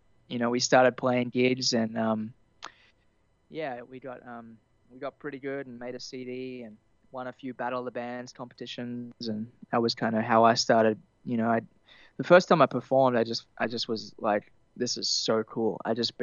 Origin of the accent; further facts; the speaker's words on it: Temagog, New South Wales, Australia; I grew up kind of in Temagog, which is a little west of Kempsey, the mid north